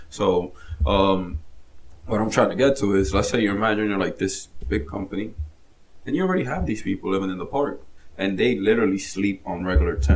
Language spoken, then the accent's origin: English; New Jersey, United States; By the way, we're from Jersey. Yeah, so, New Jersey.